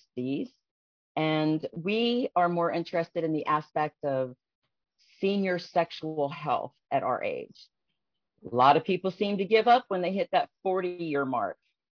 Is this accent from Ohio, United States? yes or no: yes; Columbus, Ohio, United States; I am 41. I am from Columbus, Ohio.